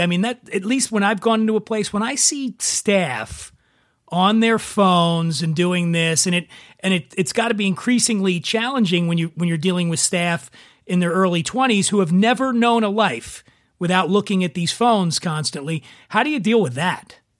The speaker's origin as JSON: {"language": "English", "town": "Philadelphia", "region": "Pennsylvania", "country": "United States", "tie": "born or raised there", "said": "right outside of my hometown of Philadelphia"}